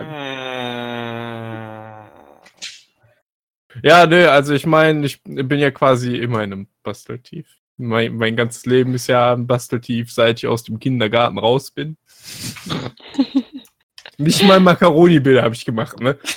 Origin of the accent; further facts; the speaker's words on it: Cologne, North Rhine-Westphalia, Germany; born there; Ich bin in Köln geboren.